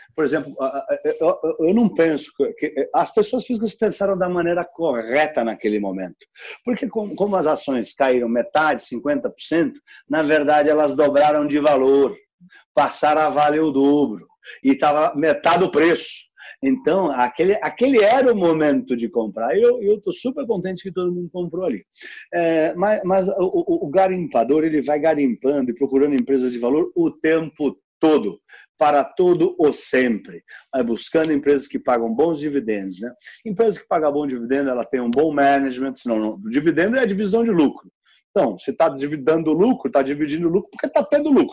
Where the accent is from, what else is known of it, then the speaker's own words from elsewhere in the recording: São Paulo, Brazil; eu cresci aqui no Itaimbibi, então eu sou realmente um filho do condado aqui da Faria Lima